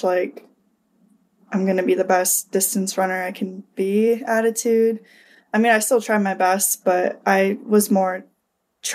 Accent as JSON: {"language": "English", "area": "Marquette", "region": "Michigan", "country": "United States", "tie": "born or raised there", "said": "in my hometown, Northern Michigan University"}